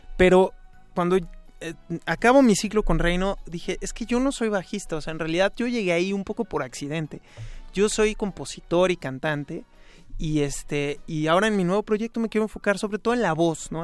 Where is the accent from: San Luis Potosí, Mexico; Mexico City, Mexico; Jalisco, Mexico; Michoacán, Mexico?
Mexico City, Mexico; Toda mi niñez, sí. Bueno, en realidad siempre he vivido en la Ciudad de México. Y bueno, crecí aquí en la del Valle